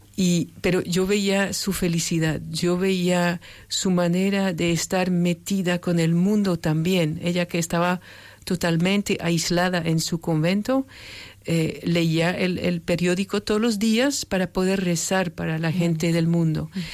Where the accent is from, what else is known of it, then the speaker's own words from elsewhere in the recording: France; moved away; yo soy francesa